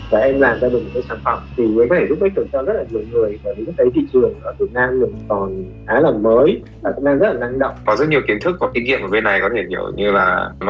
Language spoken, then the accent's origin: Vietnamese; Vietnam; also born or lived in United States; mình là người Việt